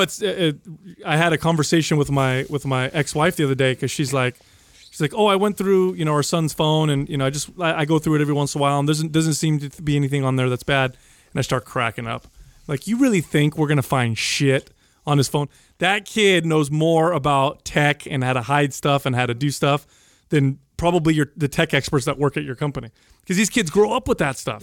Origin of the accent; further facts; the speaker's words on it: United States; I'm an 11 year old, 12 year old, but I'm from America